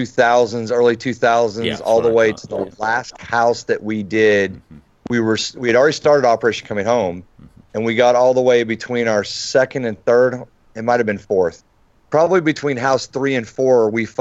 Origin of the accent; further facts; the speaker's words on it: North Carolina, United States; And we're from North Carolina, right?